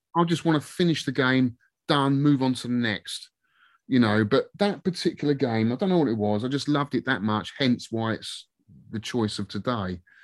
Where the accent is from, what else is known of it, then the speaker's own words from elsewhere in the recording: Twickenham, London, United Kingdom; I'm from Twickenham